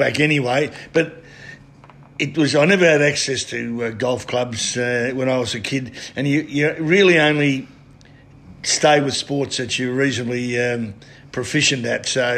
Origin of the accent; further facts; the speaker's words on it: Werribee, Victoria, Australia; also born or lived in South Melbourne; I was born in Werribee and played with Werribee Juniors as a kid